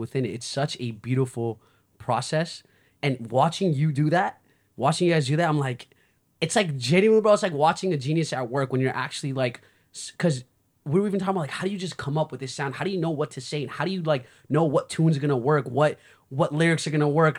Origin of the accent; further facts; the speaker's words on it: United States; I'm from the States